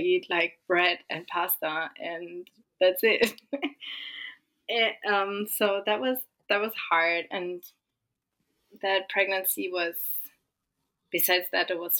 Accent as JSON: {"language": "English", "country": "Germany", "also_born_or_lived": "California", "moved": "as an adult", "lives_now": "Austin, United States", "said": "we are originally from Germany, but we live just outside of Austin"}